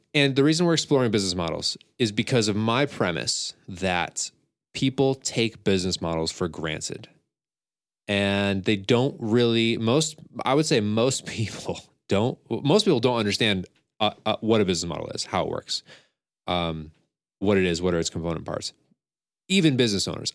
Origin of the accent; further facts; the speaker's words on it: Scotia, New York, United States; I'm from Scotia and I know the area